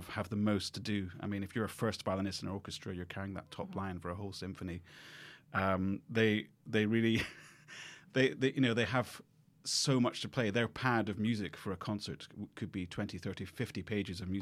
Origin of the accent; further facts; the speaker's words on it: Edinburgh, Scotland, United Kingdom; I grew up in Edinburgh